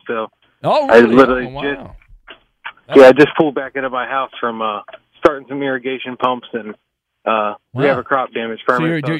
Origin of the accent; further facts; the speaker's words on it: Maryland, United States; I'm from Maryland